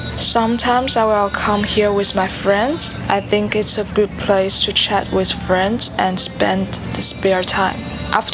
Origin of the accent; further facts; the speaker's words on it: Shanghai, China; my hometown Shanghai